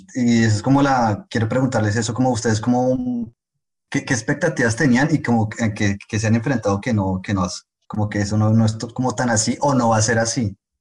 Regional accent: Colombia; moved away as an adult; now in France; también colombiano. Yo venía a Francia en 2016 a hacer mi doctorado

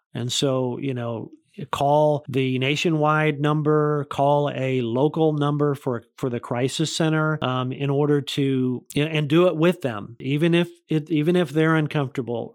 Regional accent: Tulsa, Oklahoma, United States; moved away; when I moved back here, I realized, you know, this is my hometown

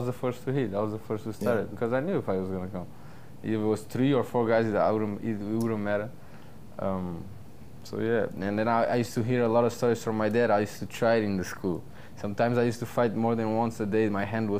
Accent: Portugal; moved away as an adult; also born or lived in California; now in Florida, United States; I lived in Portugal until I was 21 years old. And I came to America when I was 21, and I never went back

